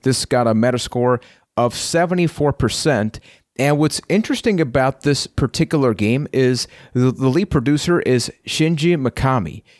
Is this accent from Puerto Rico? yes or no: yes; Puerto Rico; I am from Puerto Rico